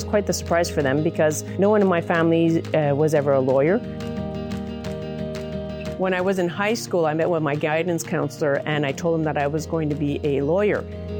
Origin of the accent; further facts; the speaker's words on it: Hanmer, Ontario, Canada; now in Ottawa, Canada; I am a judge in the Superior Court of Justice in Ottawa. I'm an Abenaki woman. I grew up off reserve in Northern Ontario. My reserve is called Odanak. It's in Quebec. I come from a small Francophone community named Hanmer in Northern Ontario.